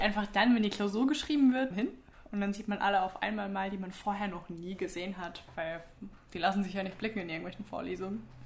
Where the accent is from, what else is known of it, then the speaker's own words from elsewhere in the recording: Southern Wine Route, Rhineland-Palatinate, Germany; moved away as an adult; now in Tübingen, Germany; von der südlichen Weinstraße, wo ich herkomme